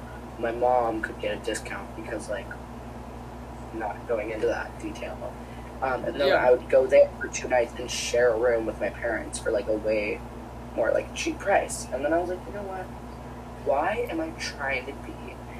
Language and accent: English; California, United States; No, MJ, I was saying it kind of slowly because I'm from, like, California.